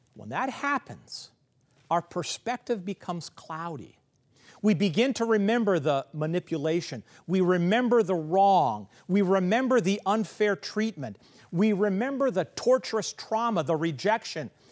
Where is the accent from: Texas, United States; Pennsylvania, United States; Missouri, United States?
Missouri, United States; Kansas City; where I grew up in Kansas City